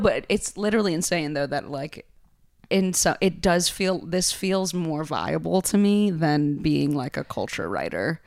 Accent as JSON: {"language": "English", "town": "New Haven", "region": "Connecticut", "country": "United States", "tie": "born or raised there", "moved": "yes", "lives_now": "New York, United States", "said": "growing up in New Haven"}